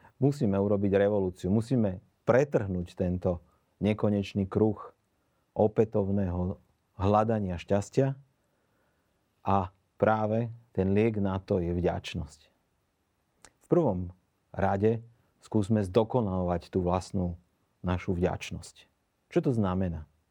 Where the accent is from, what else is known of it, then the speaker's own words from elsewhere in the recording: Bratislava, Bratislava Region, Slovakia; pochádzam z Bratislavy